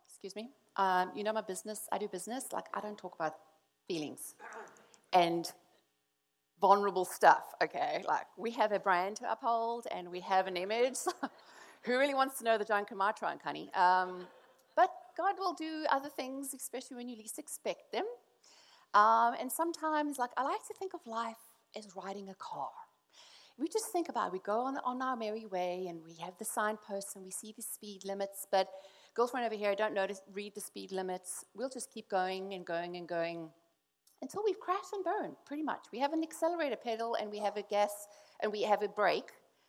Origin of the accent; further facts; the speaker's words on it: South Africa; because we come from South Africa, and anyone knows South Africa was like, suck it up, buttercup, stop complaining, pull yourself together, right?